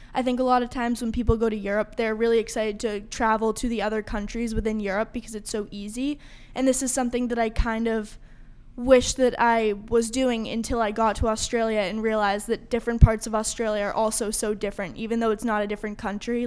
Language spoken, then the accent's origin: English; North Andover, Massachusetts, United States; also born or lived in Gloucester, Massachusetts; I moved to North Andover when I was five years old from Gloucester, Massachusetts, and I attended Kittredge Elementary School in North Andover